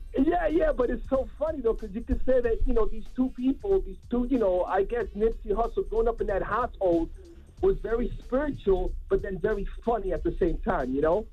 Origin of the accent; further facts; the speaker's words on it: Miami, Florida, United States; I'm Dominican from Miami